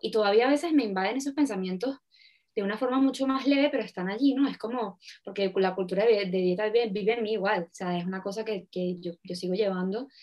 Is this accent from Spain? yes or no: no; Venezuela; en Venezuela, en mi país